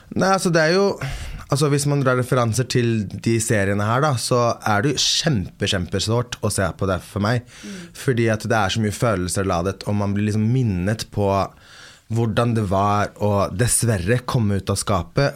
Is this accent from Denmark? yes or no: no; Sweden; moved away; Jeg er født og oppvokst i Sverige